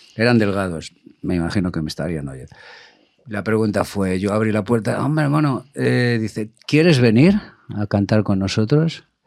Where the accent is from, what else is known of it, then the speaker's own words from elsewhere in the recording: Madrid, Community of Madrid, Spain; he nacido en Chamberí